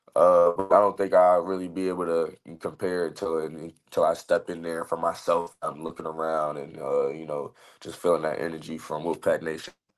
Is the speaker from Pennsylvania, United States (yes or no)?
no; Raleigh, North Carolina, United States; moved away as an adult; also born or lived in Illinois / Arizona; my hometown team